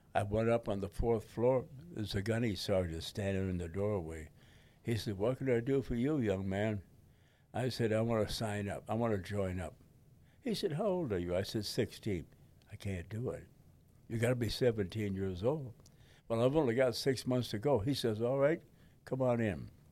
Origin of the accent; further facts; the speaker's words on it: Detroit, Michigan, United States; in front of the house in Detroit. That's my hometown